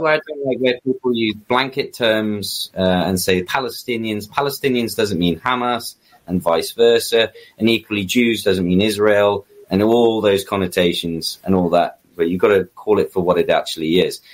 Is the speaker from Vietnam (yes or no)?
no; United Kingdom; as a British citizen